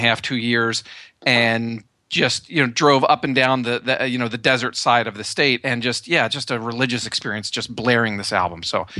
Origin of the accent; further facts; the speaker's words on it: Pennsylvania, United States; moved away as an adult; also born or lived in California; but I grew up in Pennsylvania, the other side of the country.